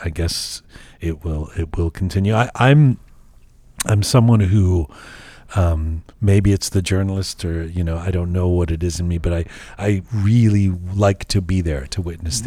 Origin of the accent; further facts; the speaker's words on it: London, United Kingdom; now in Canada; I was born in London